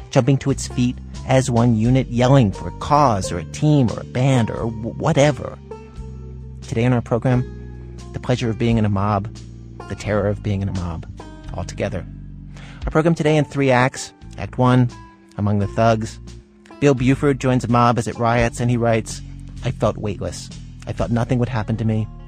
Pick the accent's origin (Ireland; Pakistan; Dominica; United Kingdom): Pakistan; now in Canada; I am Pakistani.